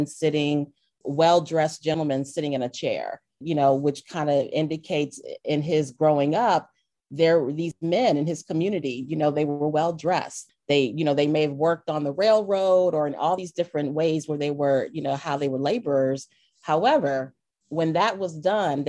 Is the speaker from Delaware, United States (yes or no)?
yes; Delaware, United States; I grew up in Delaware, but my mother is from Alabama. My father was from Florida